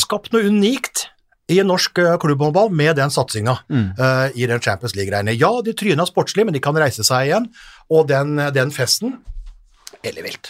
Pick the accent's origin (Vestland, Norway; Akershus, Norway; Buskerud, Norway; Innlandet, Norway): Innlandet, Norway; Hamar; also born or lived in Eide, Nordmøre / Ullern, Oslo; now in Oslo, Norway; Jeg er fra Eide på Nordmøre. Ble evakuert til Hamar i eh, tidlig alder.